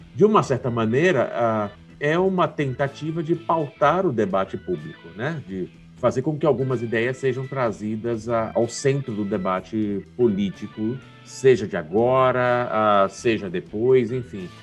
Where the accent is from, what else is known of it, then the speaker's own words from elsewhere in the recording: Salvador, Bahia, Brazil; now in São Paulo, Brazil; Eu sou baiano de Salvador, uhum. mas eu moro em São Paulo já há 22 anos. Eu passei, eu, hoje eu tenho muito mais tempo de São Paulo do que, do que da Bahia